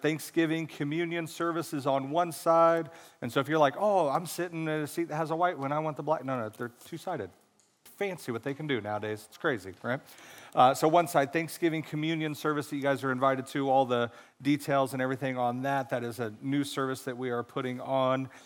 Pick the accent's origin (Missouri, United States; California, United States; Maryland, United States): Missouri, United States; born or raised there